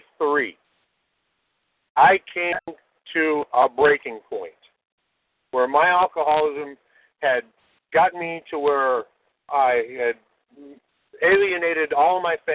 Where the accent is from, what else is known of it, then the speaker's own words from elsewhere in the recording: Phoenix, Arizona, United States; also born or lived in California / Philadelphia, Pennsylvania; they moved me out here to Phoenix, Arizona. And I've been here ever since.